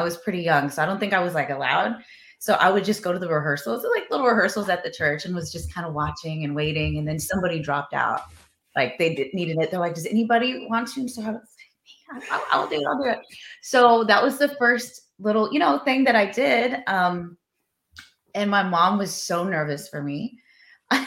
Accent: Texas, United States; now in Los Angeles, United States; growing up in Texas, all boys

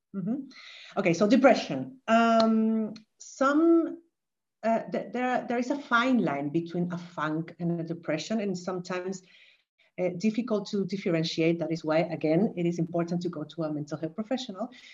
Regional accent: Chile; moved away as an adult; also born or lived in Vienna, Austria; now in Valencia, Spain; I'm originally from Chile, and I moved

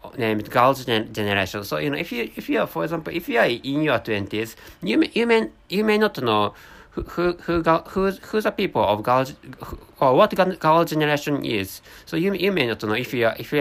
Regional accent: Japan; first language Japanese; English is a second language; I'm a Japanese person, so my mother tongue is really close to Korean language

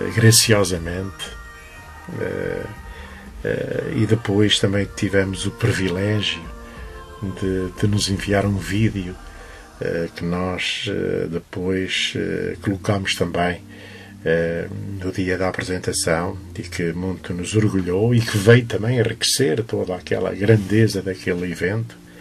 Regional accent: Loriga, Centro, Portugal; foi a terra que me viu nascer, que me viu crescer

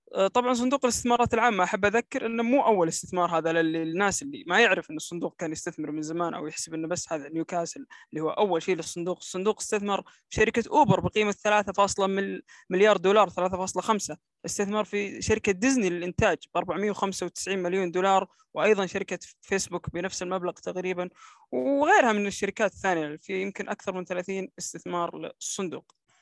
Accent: Saudi Arabia

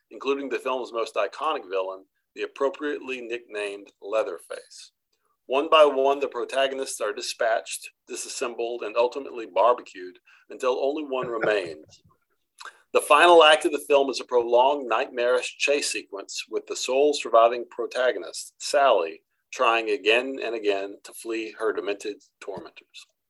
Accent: Texas, United States; I am from the great state of Texas

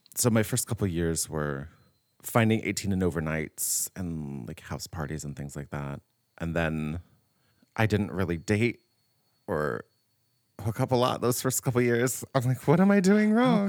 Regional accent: Riverside, California, United States; moved away as an adult; now in San Francisco, United States; I wanted to leave my hometown, but I wanted to stay in California because I was born and raised here

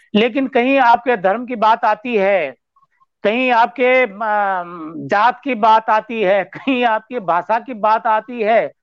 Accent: Chamoli, Uttarakhand, India; मैं चमोली का रहने वाला हूँ

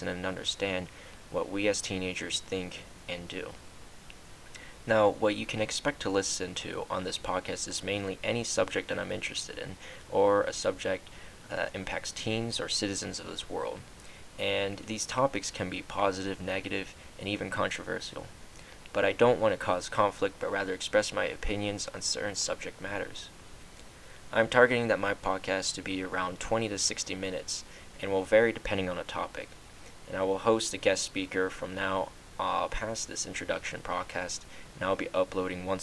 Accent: United States; I'm from the United States of America

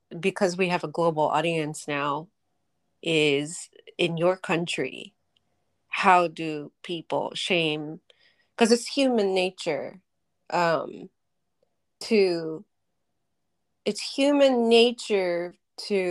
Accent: Tokyo, Japan; moved away; we grew up in Tokyo, which is the city metropolis.

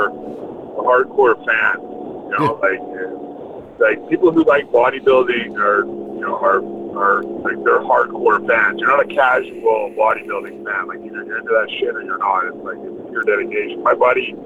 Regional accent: Vancouver, British Columbia, Canada; now in Vancouver Island, Canada; I grew up in Vancouver

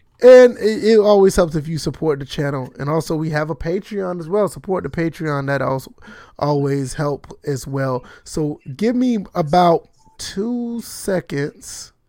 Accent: the South, United States; Cause see, I'm from the South. I don't know anything about that.

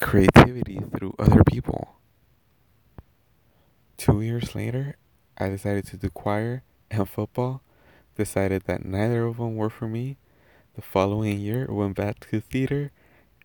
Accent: Anaheim, California, United States; first language Spanish; English is a second language; also born or lived in Mexico; I was actually born in Anaheim, California. But at the age of 2, I was sent to live in Mexico. And I was there until the age of 7. Now, Spanish came to be my first language

